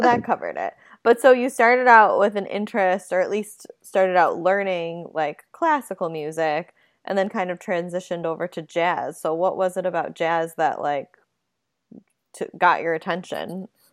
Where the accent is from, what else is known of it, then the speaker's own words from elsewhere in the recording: Buffalo, New York, United States; I'm from Buffalo, so I'm not exactly East Coast